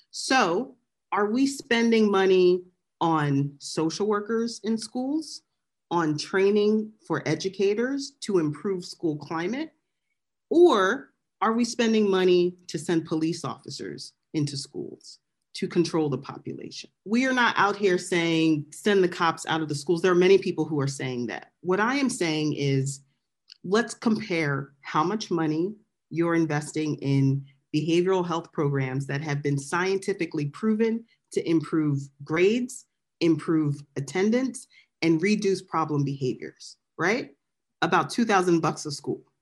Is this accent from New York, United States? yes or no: no; Philadelphia, Pennsylvania, United States; moved away; So I was born and raised in Southwest Philly.